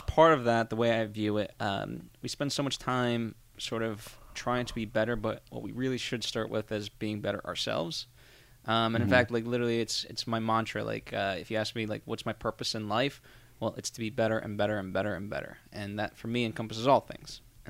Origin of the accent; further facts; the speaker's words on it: Connecticut, United States; also born or lived in Massachusetts; I grew up in Connecticut primarily.